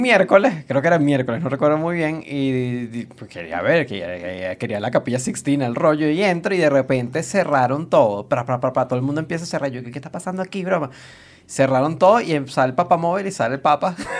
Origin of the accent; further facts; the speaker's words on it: Venezuela; nosotros somos de Venezuela